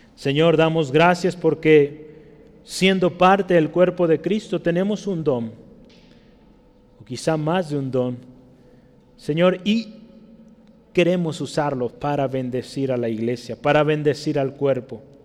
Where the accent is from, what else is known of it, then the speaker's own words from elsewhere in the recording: Mexico; como somos los mexicanos